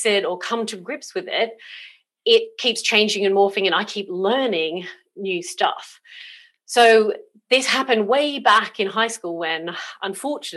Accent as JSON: {"language": "English", "country": "Australia", "tie": "born or raised there", "also_born_or_lived": "South Coast, United Kingdom", "moved": "yes", "lives_now": "United Kingdom", "said": "I was actually born in Australia"}